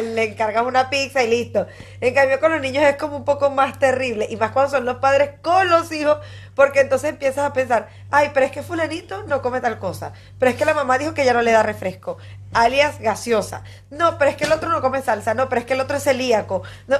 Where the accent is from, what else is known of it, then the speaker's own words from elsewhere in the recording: Barquisimeto, Lara, Venezuela; moved away; en Barquisimeto, mi ciudad natal